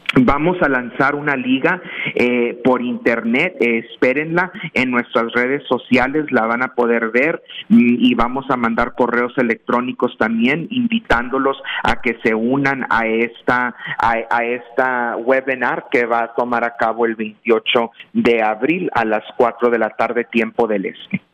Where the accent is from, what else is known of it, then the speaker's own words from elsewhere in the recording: McAllen, Texas, United States; Hoy estoy en el Valle del Río Grande, Mario Andrés, en mi tierra, en mi rancho, como me gusta decir a mí. Ah, aquí estoy muy orgullosamente en McAllen, Texas